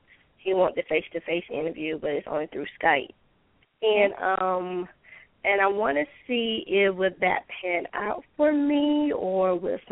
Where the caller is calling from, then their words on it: Georgia, United States; I'm calling from Georgia.